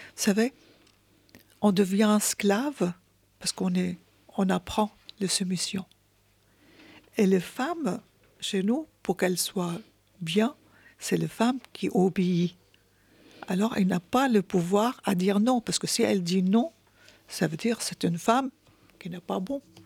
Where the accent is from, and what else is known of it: Syria; French is a second language; moved away as an adult; now in France